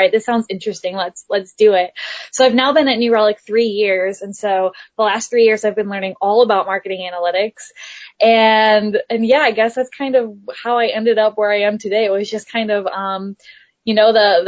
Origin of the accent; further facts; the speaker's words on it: Midwest, United States; moved away as an adult; I'm from the Midwest